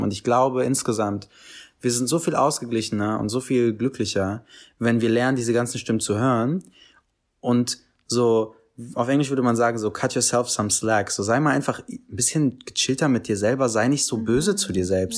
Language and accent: German; Berlin, Germany; ich bin in Kreuzberg aufgewachsen